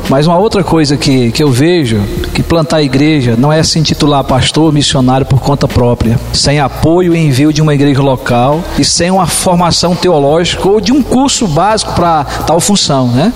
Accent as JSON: {"language": "Portuguese", "region": "Maranhão", "country": "Brazil", "moved": "as an adult", "lives_now": "Penápolis, Brazil", "said": "somos lá do Nordeste, né? Do Maranhão e viemos para cá com esse propósito"}